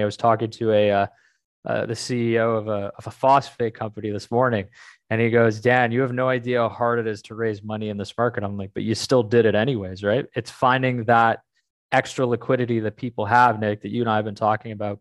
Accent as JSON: {"language": "English", "country": "Canada", "said": "I'm Canadian"}